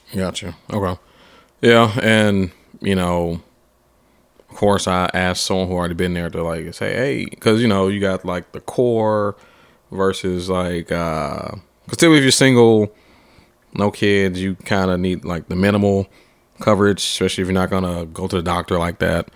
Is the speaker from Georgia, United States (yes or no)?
yes; Atlanta, Georgia, United States; I'm from Atlanta too